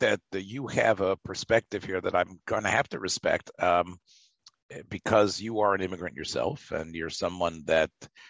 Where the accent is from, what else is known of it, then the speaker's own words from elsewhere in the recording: United States; the fact that we're American.